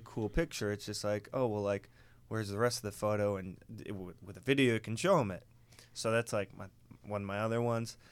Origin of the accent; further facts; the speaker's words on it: Wisconsin, United States; I was born in Wisconsin, and I was very deprived of technology. It wasn't until I think I was a freshman in high school we actually got better internet than dial-up.